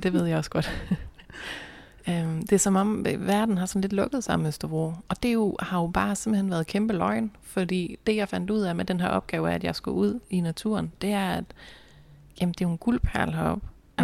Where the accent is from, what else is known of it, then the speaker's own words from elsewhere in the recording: North Jutland, North Denmark Region, Denmark; moved away; jeg har jo været hjemme i Nordjylland med min kæreste mange gange